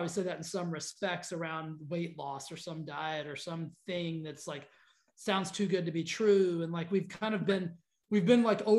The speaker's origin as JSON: {"language": "English", "region": "Texas", "country": "United States", "tie": "born or raised there", "said": "I grew up in Texas, which is the most gigantic thing you've ever seen, right?"}